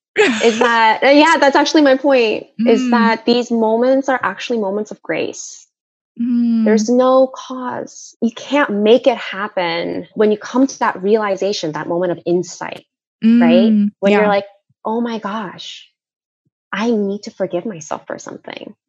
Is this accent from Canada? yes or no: no; South Korea; moved away; I grew up in Korea